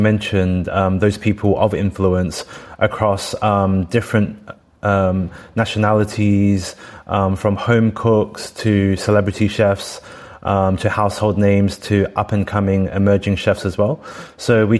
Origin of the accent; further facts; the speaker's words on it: Australia; now in United Kingdom; growing up in Australia, eating Vegemite sandwiches.